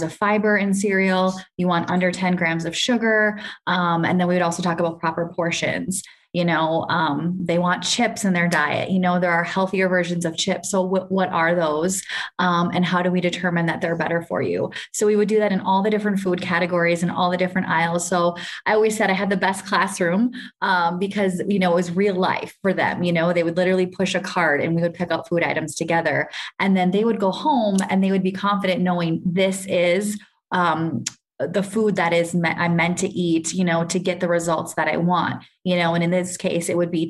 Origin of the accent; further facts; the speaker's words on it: Minnesota, United States; moved away as an adult; now in Kenya; So I grew up in the US. I'm actually from Minnesota, did all my education there.